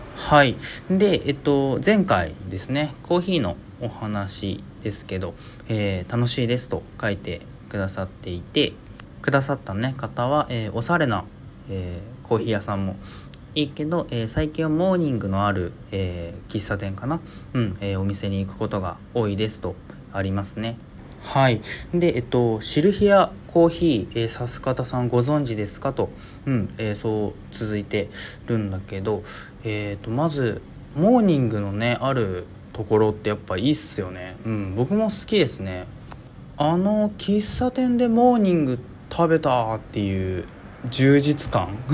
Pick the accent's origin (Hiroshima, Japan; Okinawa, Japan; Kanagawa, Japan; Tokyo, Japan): Hiroshima, Japan; 僕広島なんですけど